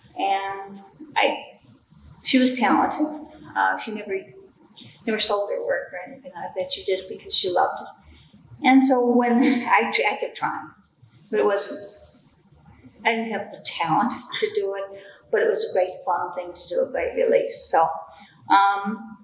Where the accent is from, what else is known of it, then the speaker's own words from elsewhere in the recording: Chicago, Illinois, United States; I grew up on Southside Chicago, 7209 St. Lawrence